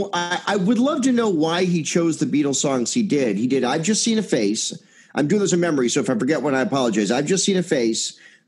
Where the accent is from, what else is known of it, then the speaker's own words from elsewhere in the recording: Chicago, Illinois, United States; I'm a Chicagoan